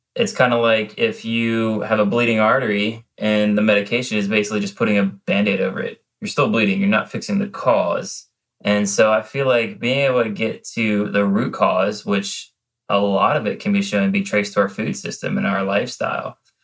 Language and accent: English; Low Country, South Carolina, United States; growing up in the Low Country